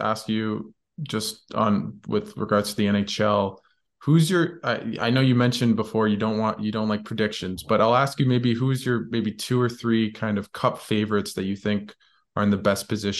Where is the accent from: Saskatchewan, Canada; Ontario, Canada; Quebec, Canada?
Ontario, Canada; Ottawa; I'm from Ottawa.